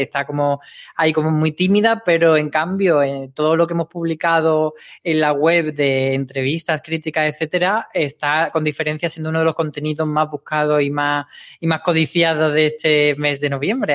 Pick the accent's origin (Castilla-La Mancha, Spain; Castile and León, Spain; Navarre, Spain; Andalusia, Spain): Andalusia, Spain; Granada; en Granada, que es de donde yo soy